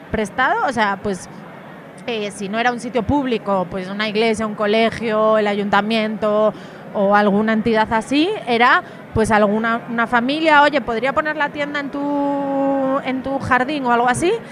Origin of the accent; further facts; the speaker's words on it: Galicia, Spain; el agua a temperatura 20 y poco grados, yo que soy de Galicia, o sea, para mí